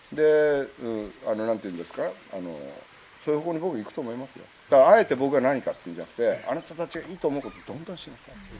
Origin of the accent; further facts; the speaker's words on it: Kagoshima, Japan; 僕鹿児島生まれですから